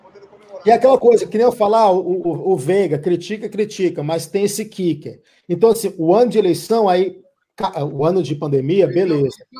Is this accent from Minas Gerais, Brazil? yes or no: yes; Minas Gerais, Brazil; now in São Paulo, Brazil; eu sou mineiro